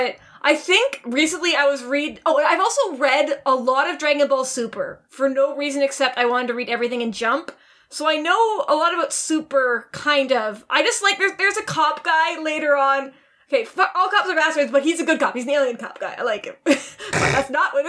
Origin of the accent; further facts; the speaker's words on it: Canada; I am Canadian